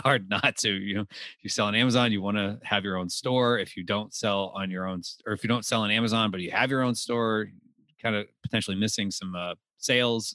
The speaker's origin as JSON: {"language": "English", "region": "Texas", "country": "United States", "tie": "born or raised there", "moved": "yes", "said": "I grew up in Texas"}